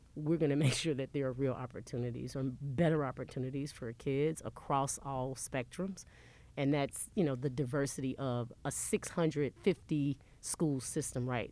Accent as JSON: {"language": "English", "town": "Memphis", "region": "Tennessee", "country": "United States", "tie": "born or raised there", "said": "I'm not just from South Memphis, I'm right. 38126 South Memphis"}